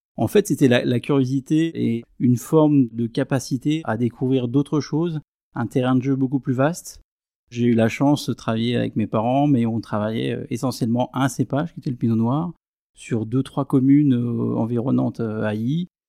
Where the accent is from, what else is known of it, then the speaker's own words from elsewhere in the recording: Aÿ, Grand Est, France; Je suis un enfant du vignoble champenois, je suis né à Ailly, dans une famille de vignerons